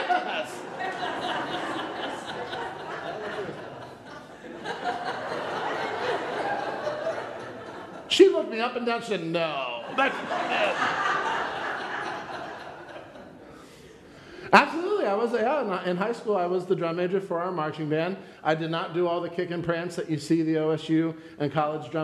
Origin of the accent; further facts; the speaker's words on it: Pennsylvania, United States; I'm from Pennsylvania